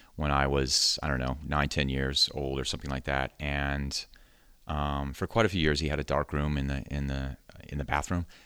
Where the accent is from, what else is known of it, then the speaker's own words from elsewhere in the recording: Sacramento, California, United States; moved away as an adult; now in San Francisco, United States; I grew up in Sacramento